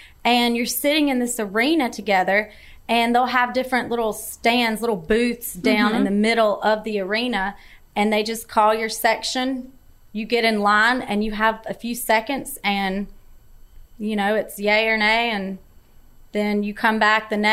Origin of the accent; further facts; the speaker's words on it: North Carolina, United States; accent: thick accent; I'm from North, North Carolina